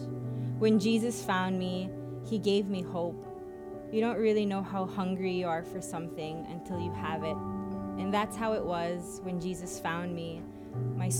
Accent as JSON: {"language": "English", "country": "Philippines", "said": "I'm from the Philippines."}